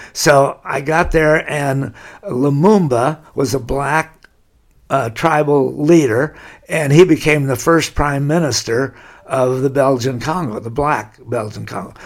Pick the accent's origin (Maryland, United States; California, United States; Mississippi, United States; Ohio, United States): California, United States; Laguna Beach; I've lived there all my life. I'm born there